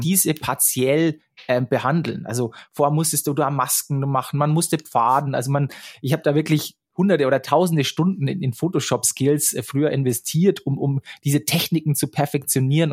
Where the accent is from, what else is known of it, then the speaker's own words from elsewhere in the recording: Straubing, Bavaria, Germany; moved away as an adult; also born or lived in Munich; Ich bin nach München gezogen. Ich komme aus der Nähe, äh, aus Straubing.